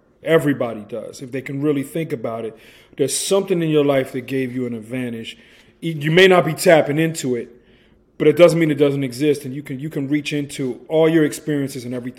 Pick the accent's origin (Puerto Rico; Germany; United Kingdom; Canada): United Kingdom; England; now in United States; here I come from England being raised around British people and American people on the base in England.